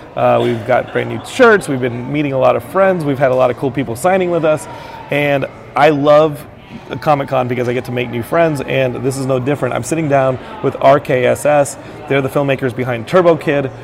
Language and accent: English; Texas, United States; as a Texan